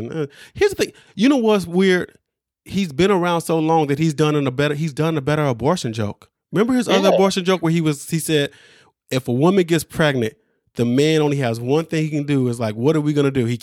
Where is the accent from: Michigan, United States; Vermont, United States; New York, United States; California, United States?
New York, United States; Brooklyn; I, I grew up in Brooklyn. I got my ass jumped.